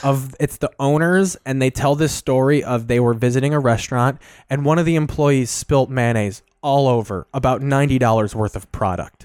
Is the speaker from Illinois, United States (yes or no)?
yes; Sauk Village, Illinois, United States; I'm from Sauk Village, Illinois